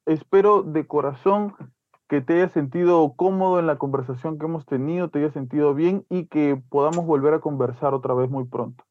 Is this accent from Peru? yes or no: yes; Peru; como peruanos